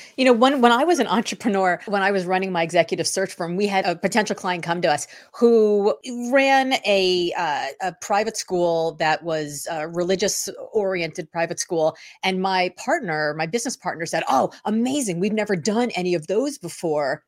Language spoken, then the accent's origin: English; Miami, Florida, United States; moved away as an adult; now in Boston, United States; I didn't move to Boston until the early two thousands, but in nineteen eighty-six, growing up in Miami